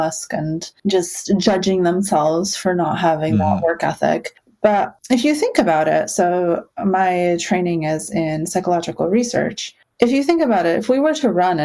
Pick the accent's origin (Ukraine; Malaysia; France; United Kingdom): Ukraine; moved away; I was born in Ukraine, so, you know, an Eastern European, we kind of have this stereotype of, like, being a little bit grumpy and nihilistic